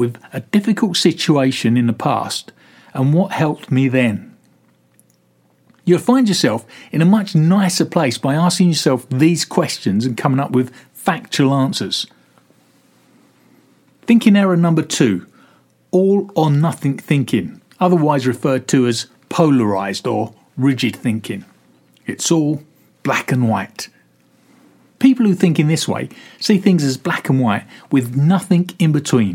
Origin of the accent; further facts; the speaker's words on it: London, United Kingdom; I'm a dual national with Italian parents. I was born in London